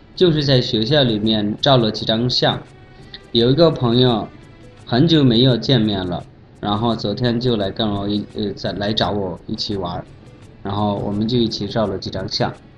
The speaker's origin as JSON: {"language": "Chinese", "country": "Bangladesh", "second_language": "Chinese", "moved": "yes", "lives_now": "Beijing, China", "said": "我是来自孟加拉国的"}